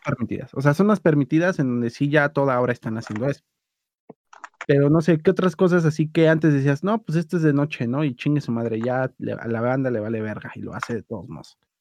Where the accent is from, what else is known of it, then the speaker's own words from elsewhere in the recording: Mexico City, Mexico; como buen defeño, que soy